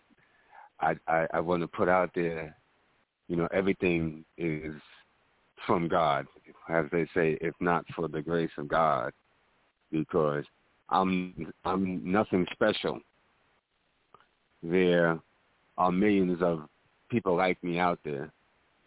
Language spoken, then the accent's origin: English; New York City, New York, United States; I was born in the Mott Haven section of the South Bronx